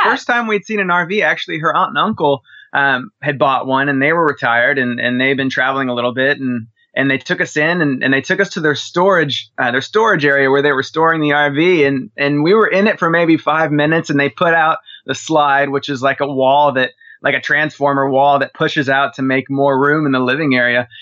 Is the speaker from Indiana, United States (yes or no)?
no; Dallas, Texas, United States; from Dallas, Texas